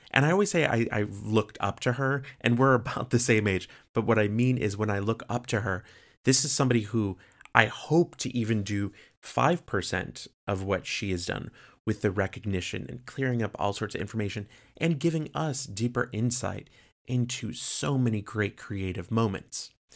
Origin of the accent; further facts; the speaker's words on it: Chicago, Illinois, United States; growing up in Chicago